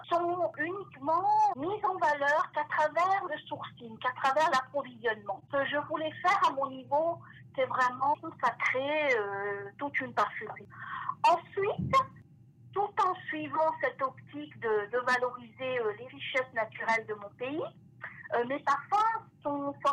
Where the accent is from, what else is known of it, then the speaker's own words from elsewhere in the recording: France; now in Toronto, Canada; lorsque j'ai quitté la France pour euh, m'installer ici à Toronto, cette passion ne m'a pas quittée